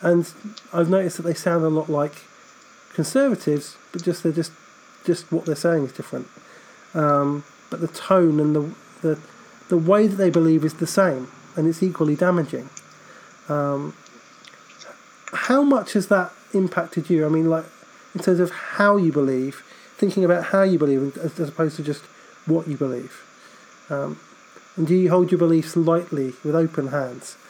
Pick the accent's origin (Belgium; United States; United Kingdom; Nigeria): United Kingdom; I'm a Brit.